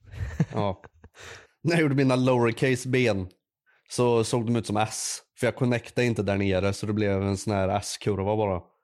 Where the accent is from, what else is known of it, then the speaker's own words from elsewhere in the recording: Värmland, Sweden; Jag är en värmlänning